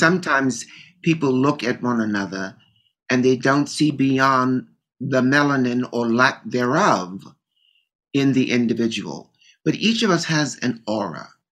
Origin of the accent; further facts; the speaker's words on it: Baltimore, Maryland, United States; Growing up in Baltimore, I was used to being on the edges